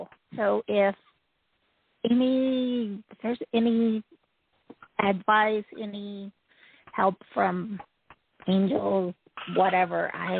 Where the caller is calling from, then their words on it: Utah, United States; I'm from Utah.